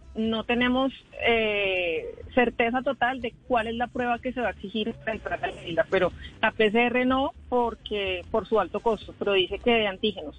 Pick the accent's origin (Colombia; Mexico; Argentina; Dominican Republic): Colombia; San Andrés, San Andrés and Providencia; nosotros los que somos de San Andrés, los raizales